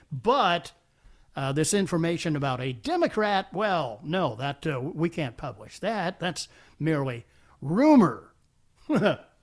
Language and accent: English; Washington, District of Columbia, United States; that sounds like my hometown